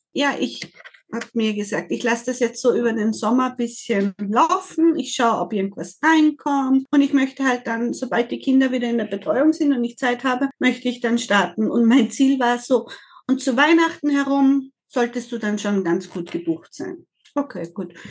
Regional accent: Austria; Ich komme aus Österreich

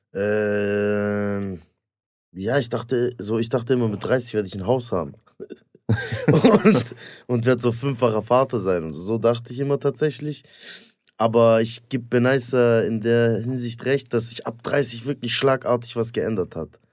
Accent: Stuttgart, Baden-Württemberg, Germany; ich komme aus Stuttgart

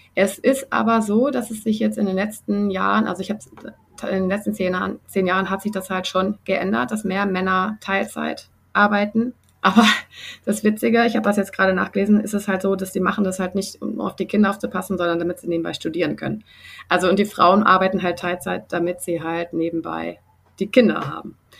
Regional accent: Germany; now in Sydney, Australia; bei uns in Deutschland

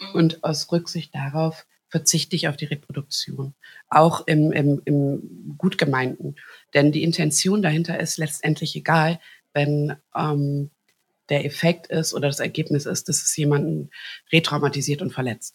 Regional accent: Hagen, North Rhine-Westphalia, Germany; ich bin in Hagen geboren

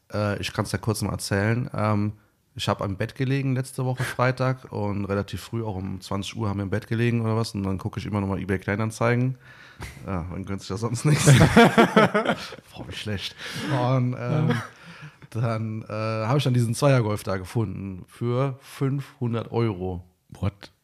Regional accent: Eifel, Germany; moved away; also born or lived in Bad Camberg; bei uns in der Eifel

